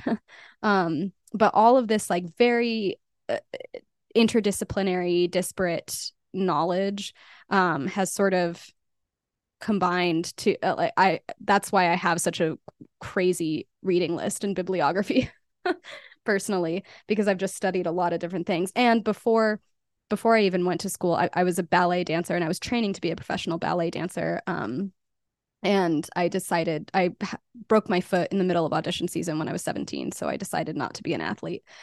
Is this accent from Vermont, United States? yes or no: no; Albuquerque, New Mexico, United States; moved away as an adult; also born or lived in New York; I was born and raised in Albuquerque